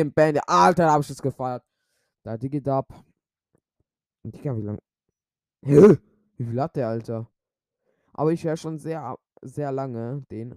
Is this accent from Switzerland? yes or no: yes; Switzerland; ich bin ja Schweizer.